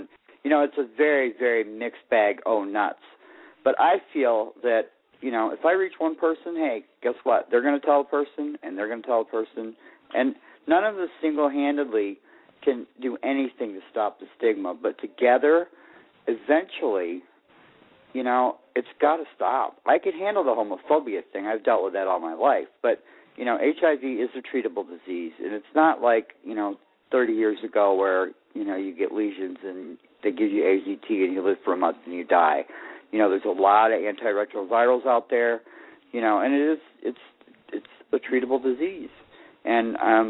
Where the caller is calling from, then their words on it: Florida, United States; calling from Florida.